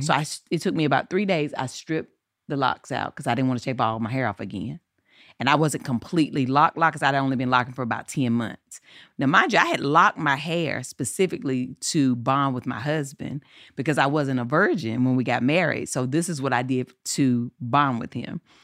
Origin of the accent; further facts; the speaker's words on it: Eden, North Carolina, United States; accent: southern; moved away as an adult; now in Los Angeles, United States; I was in Eden, in my hometown